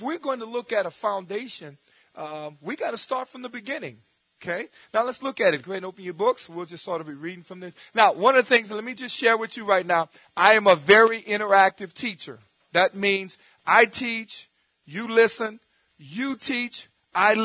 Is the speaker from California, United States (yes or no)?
no; New Orleans, Louisiana, United States; growing up in New Orleans